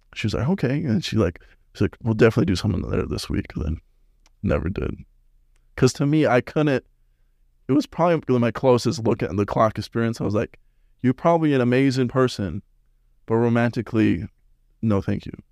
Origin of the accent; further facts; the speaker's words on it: West Jordan, Utah, United States; moved away; also born or lived in Las Vegas; I'm from Salt Lake, West Jordan.